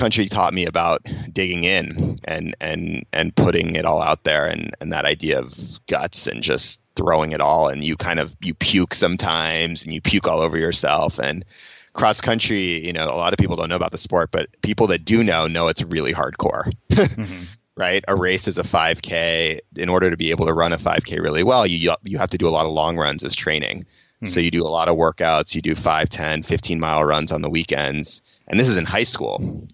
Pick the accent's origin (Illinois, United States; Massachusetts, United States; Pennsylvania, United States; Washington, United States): Massachusetts, United States; Cambridge; I grew up in Cambridge, Massachusetts, in Boston